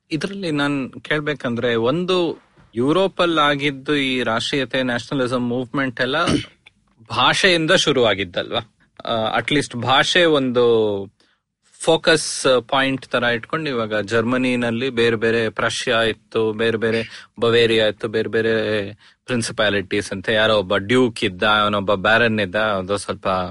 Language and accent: Kannada; Bangalore, Karnataka, India; ನಾನು ಅಂದ್ರೆ ಹುಟ್ಟಿ ಬೆಳೆದಿದ್ದು ಬೆಂಗಳೂರಲ್ಲಿ ಸೊ ನಂಗೆ ಆ ಬೆಂಗಳೂರು ಎಸ್ಪೆಷಲಿ ಸೌತ್ ಬೆಂಗಳೂರು